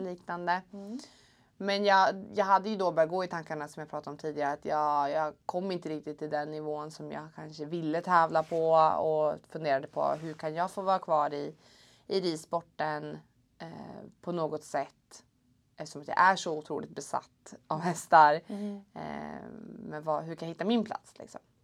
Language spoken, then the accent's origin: Swedish; Uppsala, Uppsala County, Sweden; jag är från Uppsala. Jag är egentligen uppväxt eh, lite utanför Uppsala på, på en gård.